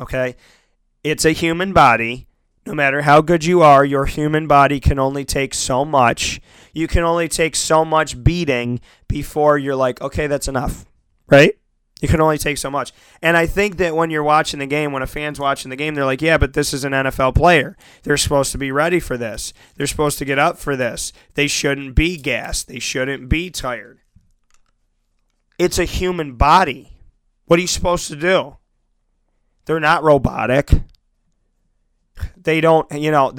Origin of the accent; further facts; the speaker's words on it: United States; I grew up in America